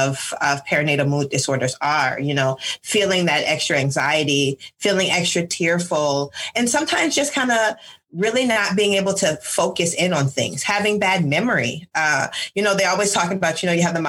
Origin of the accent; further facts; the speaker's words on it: Michigan, United States; moved away as an adult; I am originally from Michigan